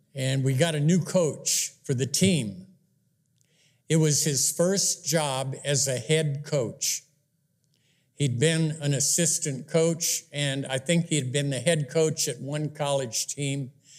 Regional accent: Wisconsin, United States; I grew up in Wisconsin back in the fifties

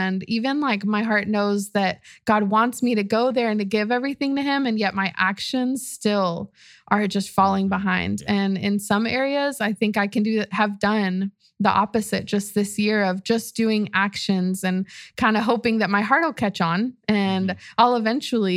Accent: Austin, Texas, United States; my family's from Mexico City, but I'm from Austin

